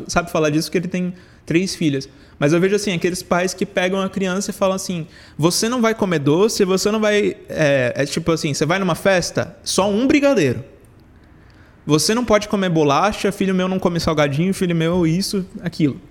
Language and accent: Portuguese; São Paulo, Brazil; Eu nasci em São Paulo também.